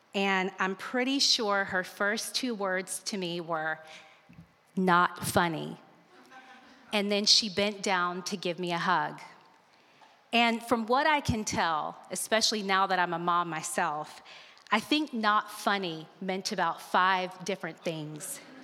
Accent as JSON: {"language": "English", "region": "Alabama", "country": "United States", "tie": "born or raised there", "said": "I grew up in Alabama"}